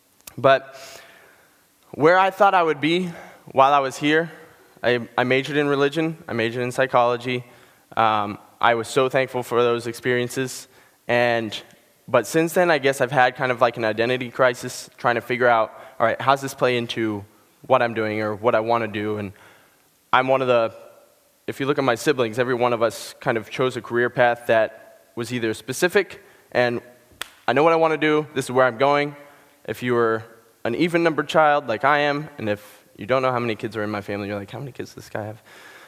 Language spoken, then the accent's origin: English; Ohio, United States; born there; also born or lived in Pennsylvania; I'm from Pennsylvania, New England. I've never really had one specific place that I call home. I was born in Ohio, half an hour outside Cleveland